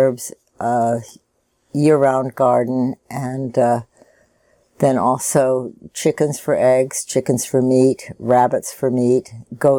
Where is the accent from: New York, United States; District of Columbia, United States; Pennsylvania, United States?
District of Columbia, United States; Washington; moved away as an adult; now in Oregon, United States; I'm from Washington, D.C.